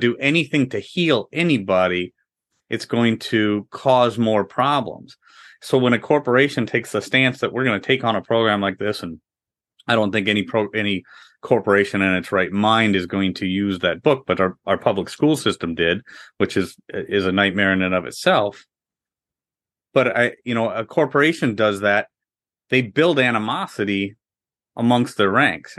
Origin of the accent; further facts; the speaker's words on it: Midwest, United States; also born or lived in Orlando, Florida; we're from the Midwest